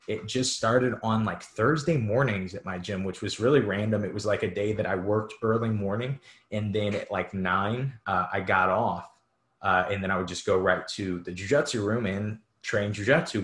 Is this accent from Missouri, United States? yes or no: yes; St. Louis, Missouri, United States; I'm from St. Louis